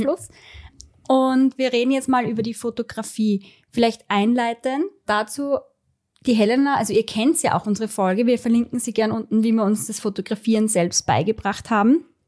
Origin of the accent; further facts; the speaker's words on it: Styria, Austria; bei uns in der Steiermark